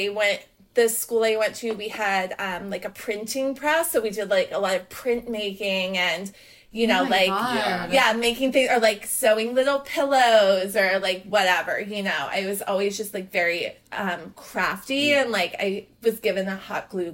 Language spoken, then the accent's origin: English; Atlanta, Georgia, United States; I grew up in Atlanta